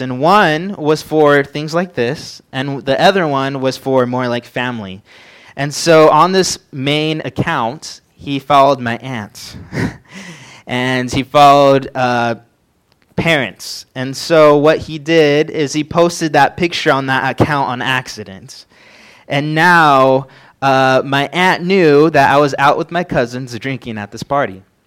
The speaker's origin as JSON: {"language": "English", "town": "San Bernardino", "region": "California", "country": "United States", "moved": "as an adult", "lives_now": "Montana, United States", "said": "I came from San Bernardino, which is a small town in California"}